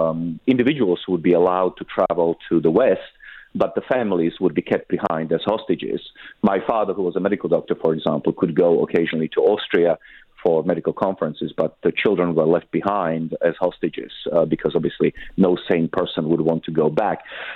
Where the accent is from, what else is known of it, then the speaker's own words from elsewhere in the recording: Czechia; born there; I was born in Czechoslovakia in 1976, so that was 8 years after the Soviet invasion. We were under occupation until the early 90s.